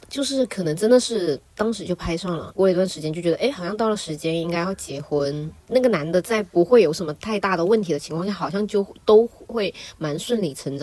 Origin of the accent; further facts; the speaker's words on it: Shenzhen, Guangdong, China; 就是从小到大都在深圳长大的深圳人，传说中的深二代。